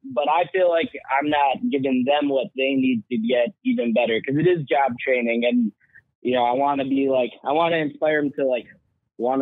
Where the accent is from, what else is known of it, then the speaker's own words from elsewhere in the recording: Chicago, Illinois, United States; also born or lived in Washington State; now in Washington, United States; I'm from Chicago